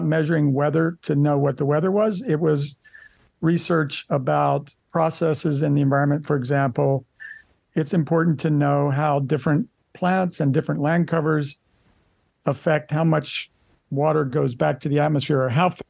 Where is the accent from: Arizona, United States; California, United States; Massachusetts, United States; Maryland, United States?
Maryland, United States; Baltimore; moved away as an adult; now in Hawaii, United States; I grew up in an urban area. I grew up in Baltimore City